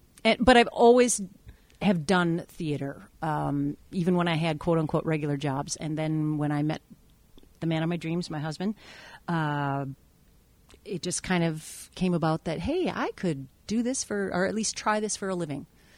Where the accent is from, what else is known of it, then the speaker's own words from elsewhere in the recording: Taiwan; born there; even though I was born in Taiwan.